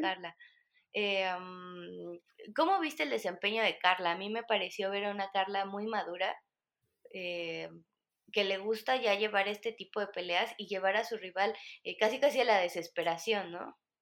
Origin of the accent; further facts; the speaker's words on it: Mexico; aquí en México